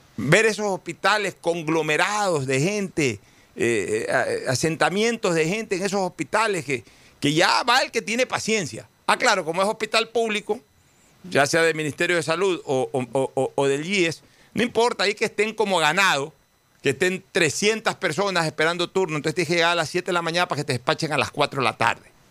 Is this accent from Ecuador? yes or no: yes; Guayaquil, Guayas, Ecuador; como guayaquileño